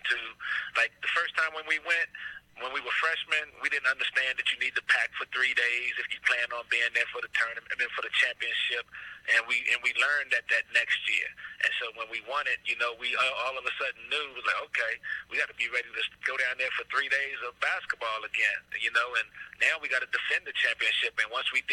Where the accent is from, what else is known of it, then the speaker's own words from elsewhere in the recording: Virginia, United States; I was from Virginia